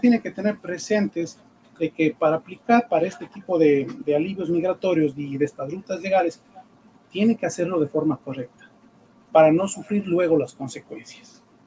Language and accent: Spanish; Ecuador; moved away as an adult; now in United States; yo soy ecuatoriano, eh, abogado ecuatoriano, eh, ejercí mi profesión por más de 10 años en el Ecuador